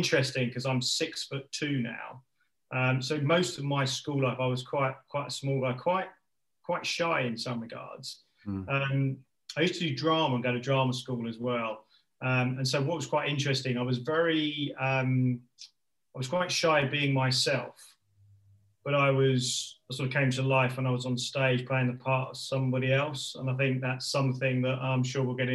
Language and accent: English; London, United Kingdom; also born or lived in Watford area; I was born and bred in Northwest London, started life in sort of Ruislip area, and then moved over towards the Watford area.